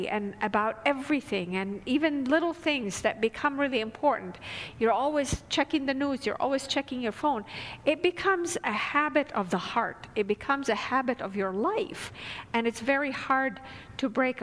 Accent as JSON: {"language": "English", "town": "Damascus", "region": "Damascus Governorate", "country": "Syria", "tie": "born or raised there", "moved": "yes", "said": "I grew up in Damascus, Syria, so it was a city of about 5 million people."}